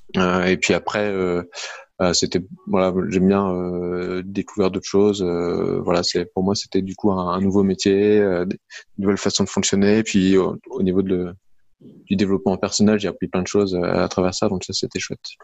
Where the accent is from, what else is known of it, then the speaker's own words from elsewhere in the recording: Lille, Hauts-de-France, France; je suis lillois, donc j'habite dans la région lilloise